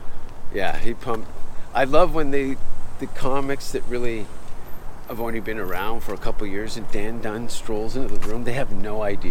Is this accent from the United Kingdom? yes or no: no; Hamilton, Ontario, Canada; I'm from Hamilton.